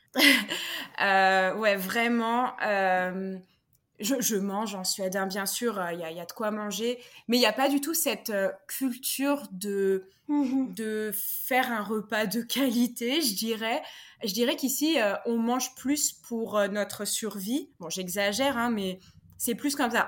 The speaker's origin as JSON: {"language": "French", "country": "France", "moved": "as an adult", "lives_now": "Stockholm, Sweden", "said": "je suis installée en Suède depuis deux ans alors que je suis française"}